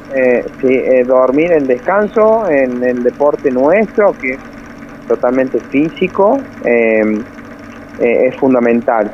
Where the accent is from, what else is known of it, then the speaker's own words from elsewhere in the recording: Río Gallegos, Santa Cruz, Argentina; moved away as an adult; also born or lived in El Calafate; now in Córdoba, Argentina; yo soy nacido en Río Gallego sí. y ahí fue, comencé yo a andar en bici, a correr en bici a los ocho años y a los 14 años me fui para Calafate